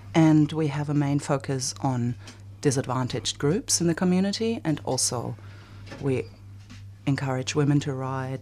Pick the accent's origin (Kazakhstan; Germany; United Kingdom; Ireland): Germany; now in Australia; I'm from Germany, and, um, the refugee topic is huge in my country